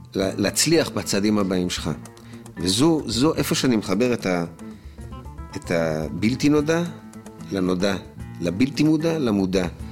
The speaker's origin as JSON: {"language": "Hebrew", "country": "Israel", "said": "אני ישראלי, שר בעברית"}